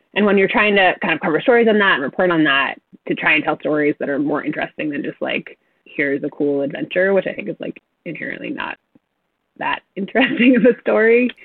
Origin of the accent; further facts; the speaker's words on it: New England, United States; I grew up in New England